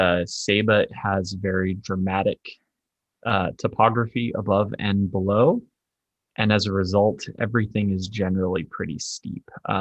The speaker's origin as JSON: {"language": "English", "region": "Arizona", "country": "United States", "said": "I'm from Arizona, so I just know that we are always 3 hours in front of Arizona."}